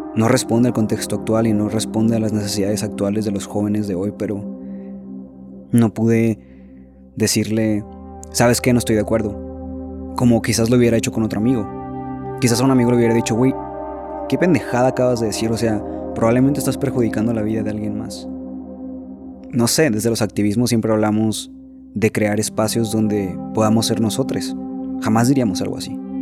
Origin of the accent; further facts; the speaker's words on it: Sinaloa, Mexico; yo soy de Sinaloa